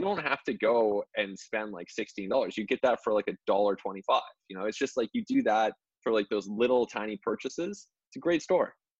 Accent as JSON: {"language": "English", "country": "Canada", "said": "as a Canadian"}